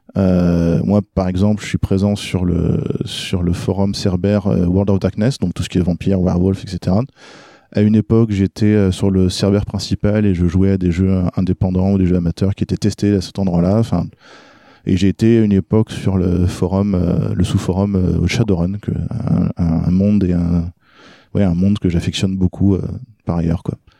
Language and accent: French; France; also born or lived in Norway; quand on est arrivé en France, que je suis né en Norvège, mais on s'est installé en France euh, quand j'avais 3-4 ans